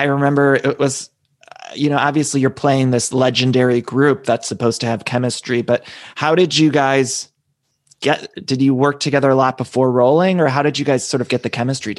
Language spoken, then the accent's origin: English; Ohio, United States; also born or lived in Chicago; now in Los Angeles, United States; I lived in Chicago before. I live in Los Angeles now, but I'm from Ohio. I lived in Chicago for some years.